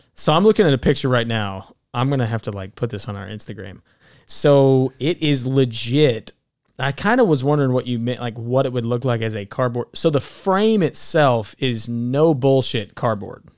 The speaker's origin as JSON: {"language": "English", "region": "Alabama", "country": "United States", "moved": "yes", "said": "I'm from Alabama originally."}